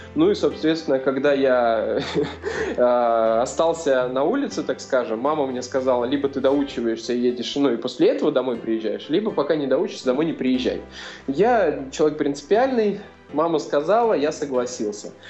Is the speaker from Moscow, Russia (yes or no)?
no; Sosnovo, Leningrad Oblast, Russia; moved away as an adult; also born or lived in Razdolye; я родился в Ленинградской области, а, такой есть поселок Соснова, вот, это Приозерский район. И, собственно, до 17 лет, э, ну, вся моя жизнь э, про- прошла там